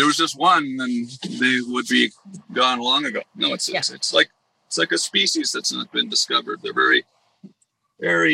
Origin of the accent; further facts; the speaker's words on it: Canada; now in Los Angeles, United States; I'm Canadian. I'm American too, by the way. I became a U.S. citizen last year. But, you know, I live in Los Angeles now.